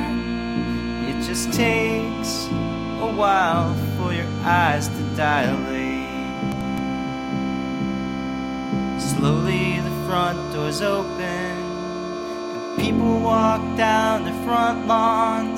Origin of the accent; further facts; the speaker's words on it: Florida, United States; my home state of Florida